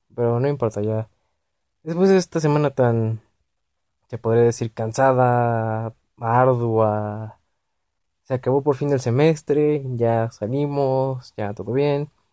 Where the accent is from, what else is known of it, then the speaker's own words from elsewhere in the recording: Mexico City, Mexico; Yo soy del DF